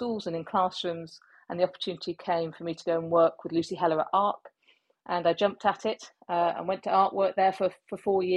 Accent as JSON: {"language": "English", "area": "Cornwall", "region": "South West England", "country": "United Kingdom", "tie": "born or raised there", "moved": "as an adult", "said": "I'm from the Southwest. You know, I went to school in Cornwall"}